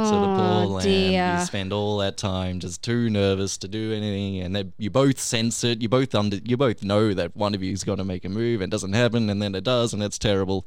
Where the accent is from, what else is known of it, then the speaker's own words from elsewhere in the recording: England, United Kingdom; I'm English by birth.